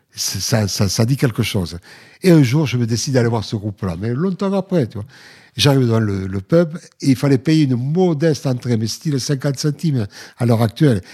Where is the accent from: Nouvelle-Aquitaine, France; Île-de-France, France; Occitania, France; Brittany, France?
Occitania, France; Villefranche-de-Lauragais; Moi, je viens de Villefranche sur l'Oraguette, une ville de rugby